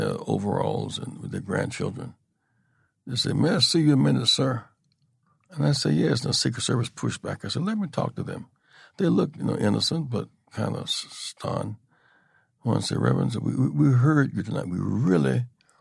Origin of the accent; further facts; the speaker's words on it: South Carolina, United States; I grew up in South Carolina